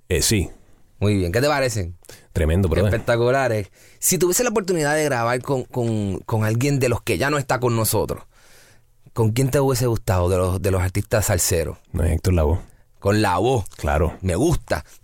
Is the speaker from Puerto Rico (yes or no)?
no; Barranquilla, Atlántico, Colombia; en mi caso, mi caso es de Barranquilla, yo soy costeño, eh, mi esposa es de Barranquilla.